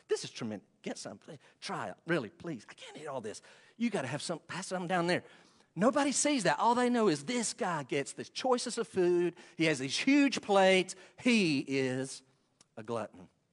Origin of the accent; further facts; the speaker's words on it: Western North Carolina, United States; accent: Western North Carolina; my accent, my Western North Carolina accent